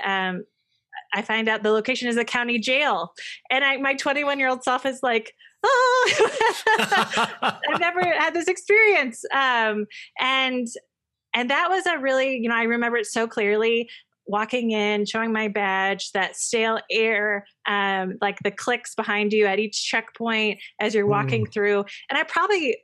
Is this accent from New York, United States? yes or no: no; Illinois, United States; moved away as an adult; I'm from Illinois